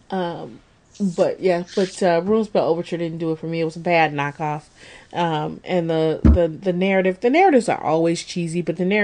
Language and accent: English; England, United Kingdom; I don't think that's just because we're English folk